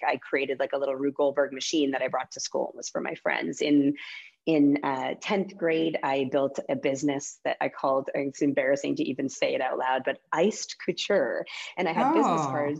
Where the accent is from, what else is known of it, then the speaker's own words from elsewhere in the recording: Calgary, Alberta, Canada; moved away as an adult; also born or lived in Winnipeg, Manitoba / Vancouver, British Columbia / Los Angeles, United States; now in Boise, United States; I grew up all the way through university in Calgary